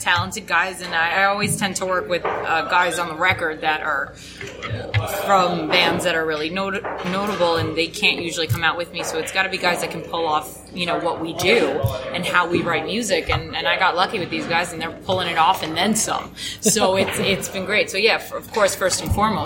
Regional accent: New York City, New York, United States; moved away as an adult; now in New Jersey, United States; I was born in New York City and then grew up around there a little bit

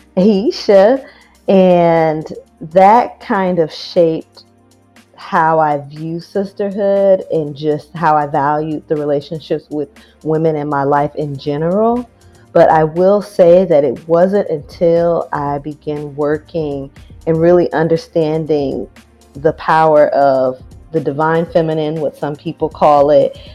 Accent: Riverside, California, United States; also born or lived in San Diego, United States; now in Brooklyn, United States; I am from California, from Southern Cal, born in San Diego, raised in Riverside, but I've been living in Brooklyn for over a decade now

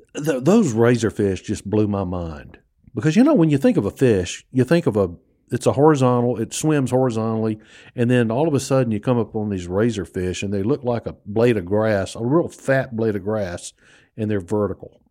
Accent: United States; also born or lived in New Orleans, Louisiana; I grew up on the Mississippi Gulf Coast and in New Orleans and in that area.

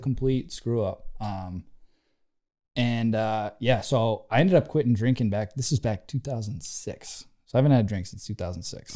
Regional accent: just outside of Worcester, Central Massachusetts, United States; I grew up in Central Mass, just outside of Worcester.

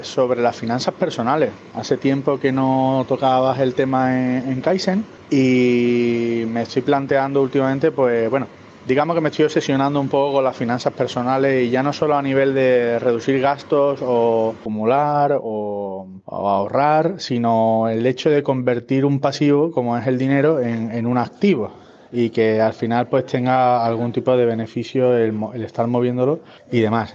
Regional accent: Seville, Andalusia, Spain; now in Finland; vivo aquí en Finlandia, aunque soy de Sevilla

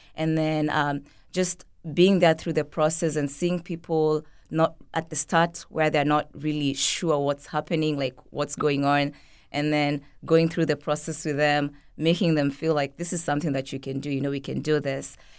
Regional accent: Kenya; now in St. Petersburg, United States; growing up in Kenya

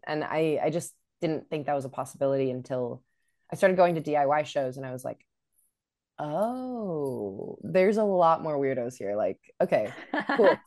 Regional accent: Sacramento, California, United States; I grew up in Sacramento and there our venue was the Ace of Spades

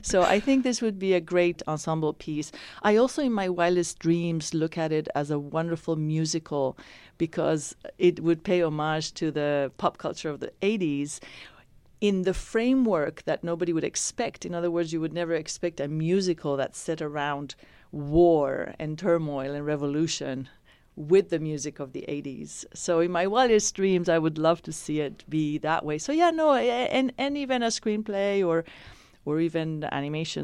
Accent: Spain; born or raised there; also born or lived in Iran; now in San Francisco, United States

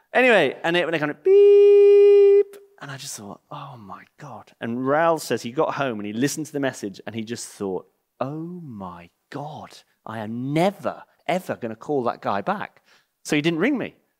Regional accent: England, United Kingdom; moved away; I'm English and I live in the same village

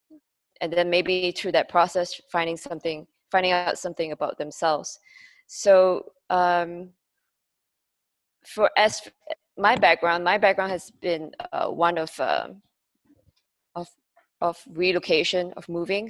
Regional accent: Malaysia; moved away as an adult; also born or lived in Singapore; a Malaysian Chinese who was based in Singapore

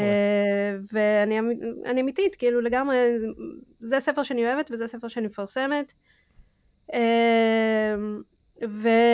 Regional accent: Israel; also born or lived in Kazakhstan; אני נולדתי בקזחסטן ועליתי בגיל 6 לישראל

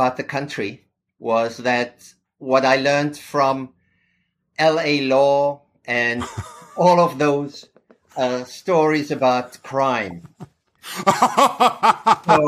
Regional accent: Pretoria, Gauteng, South Africa; moved away as an adult; also born or lived in Cape Town, South Africa; now in New York City, United States; I'm originally from South Africa. I grew up there.

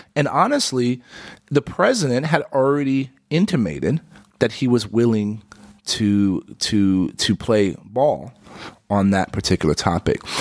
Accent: San Antonio, Texas, United States; I grew up in San Antonio

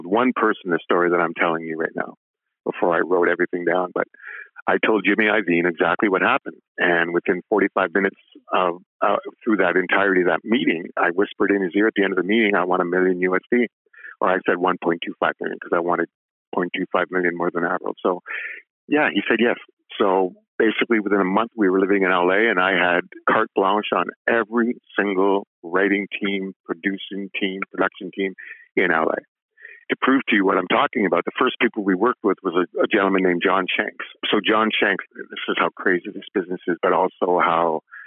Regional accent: Ottawa, Ontario, Canada; I was from Ottawa

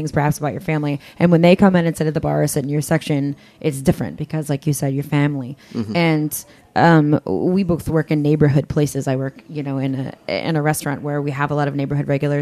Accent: Kentucky, United States; now in New York, United States; I'm from Kentucky

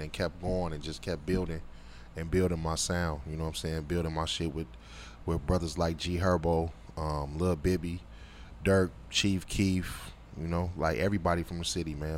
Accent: Chicago, Illinois, United States; living, growing up in Chicago

